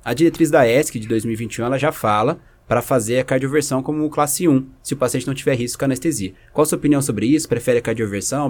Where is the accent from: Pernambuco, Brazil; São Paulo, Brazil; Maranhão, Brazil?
São Paulo, Brazil; eu sou de, de São Paulo, do Dante